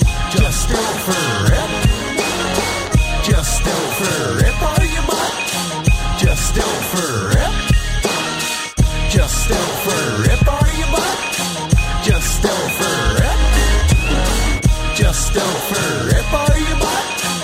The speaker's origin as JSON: {"language": "English", "country": "Canada", "said": "I'm from the Great White North, right? Like up above the States."}